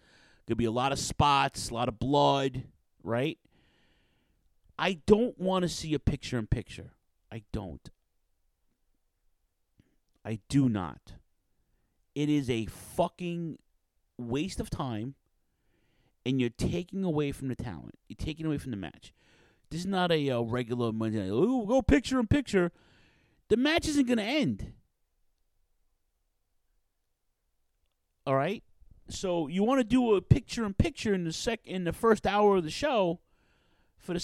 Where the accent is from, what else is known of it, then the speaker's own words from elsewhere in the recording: New York City, New York, United States; Queens, shout out to Queens, my hometown